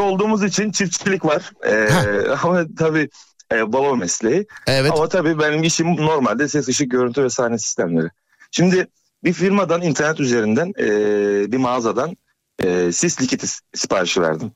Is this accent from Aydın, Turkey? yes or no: yes; Söke, Aydın, Turkey; ben Söke'liyim